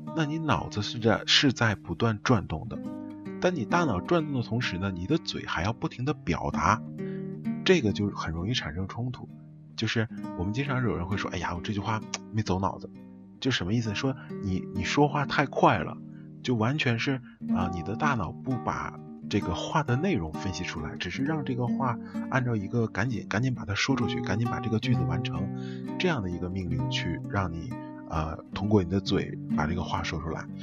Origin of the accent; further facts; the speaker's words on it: Northeast China, China; 我们东北这边儿叫打啵儿